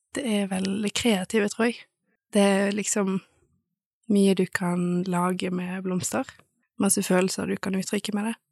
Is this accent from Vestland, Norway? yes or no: yes; Bergen, Vestland, Norway; moved away as an adult; now in Stord, Norway; jeg er fra Bergen